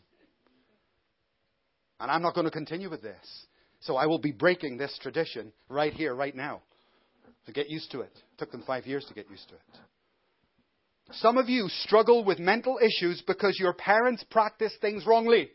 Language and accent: English; Belfast, Northern Ireland, United Kingdom; I come from Belfast